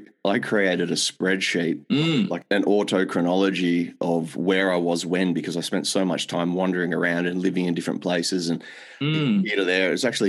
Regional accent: Perth, Western Australia, Australia; growing up in Perth

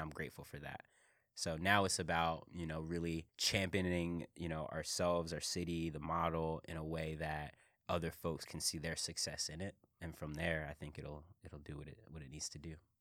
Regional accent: Philadelphia, Pennsylvania, United States; I'm from Philly.

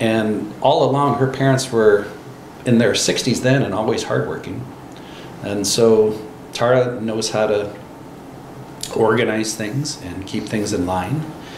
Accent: Florida, United States; now in Oregon, United States; I grew up in Florida, so there's not the wine culture that it is out here.

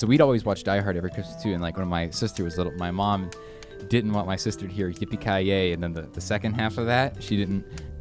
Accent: Alabama, United States; I'm from Alabama and we don't get snow down there.

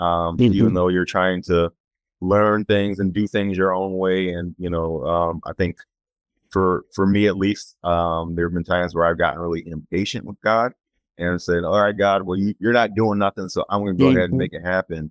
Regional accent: Chicago, Illinois, United States; I grew up in the Chicagoland area

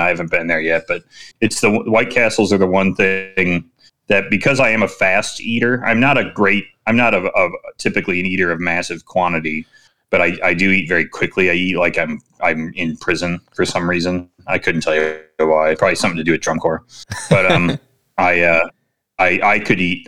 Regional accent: Chicago, Illinois, United States; I am Chicagoan

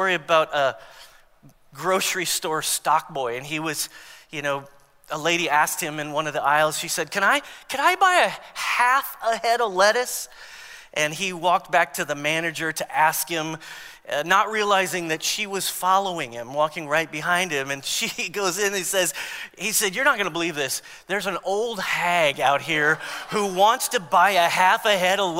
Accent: Long Beach, California, United States; I was born in Long Beach, California

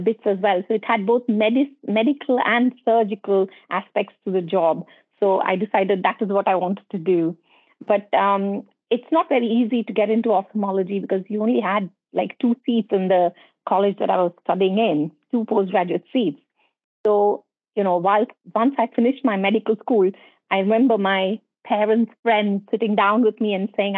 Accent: Ahmedabad, Gujarat, India; moved away as an adult; now in United Kingdom; I actually was born and brought up in India, in Western India, in a place called Gujarat, state of Gujarat in Ahmedabad

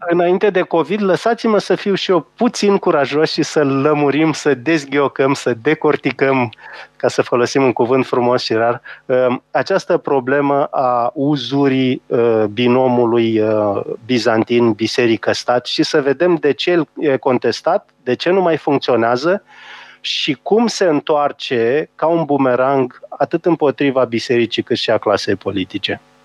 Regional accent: Romania; noi ca români

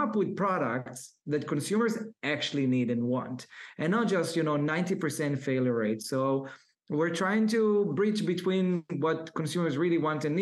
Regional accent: Israel; I was born and raised in Israel for a low middle class family.

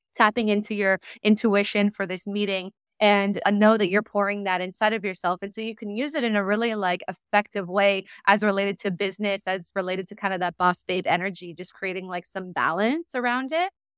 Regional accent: San Diego, California, United States; moved away; I was raised in Southern California in San Diego

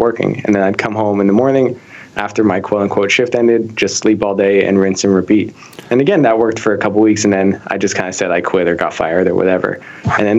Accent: Canada; moved away; my hometown back in Canada

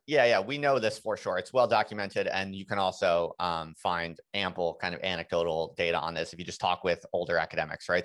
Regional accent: United States; moved away as an adult; also born or lived in England; I'm an American, and, uh, my wife's an American, and we had moved to England just to, to do the job

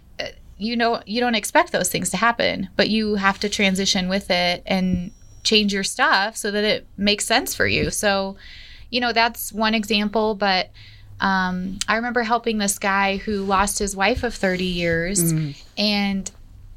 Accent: Denver, Colorado, United States; born or raised there; moved away as an adult; now in Colorado Springs, United States

